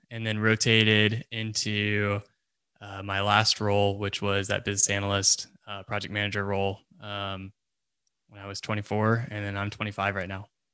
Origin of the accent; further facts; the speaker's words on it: Texas, United States; I currently live in Texas, still live in Texas.